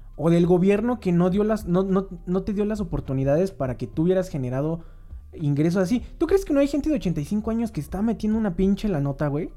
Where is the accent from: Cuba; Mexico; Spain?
Mexico; como mexicanos